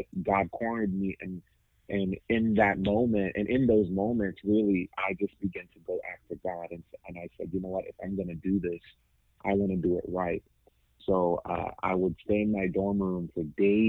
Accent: Boston, Massachusetts, United States; also born or lived in Haiti; I was born and raised in Boston

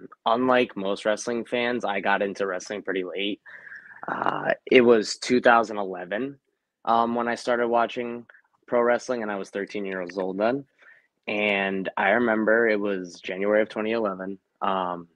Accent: Rhode Island, United States; Rhode Island.

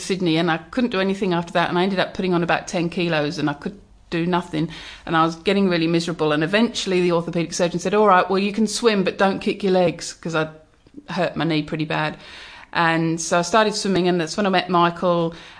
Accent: England, United Kingdom; always teased me that that was the thing I had to do because I'm from England

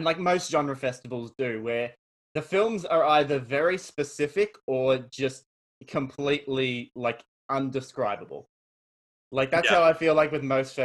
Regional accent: Australia; As I am Australian, I have to emphasize my Australianness

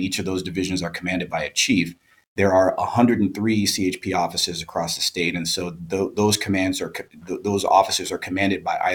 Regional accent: Chicago, Illinois, United States; moved away as an adult; also born or lived in San Diego / Hayward / Sacramento; now in Humboldt, United States; originally I'm from Chicago. And so I was born and raised there

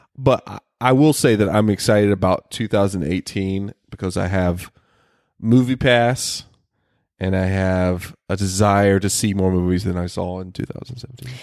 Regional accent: the South, United States; moved away; I come from the South

